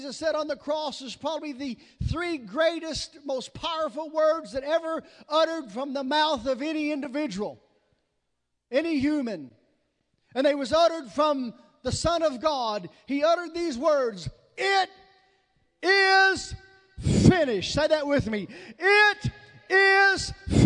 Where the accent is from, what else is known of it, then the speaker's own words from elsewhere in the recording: the South, Southern United States, United States; accent: southern; that's my southern accent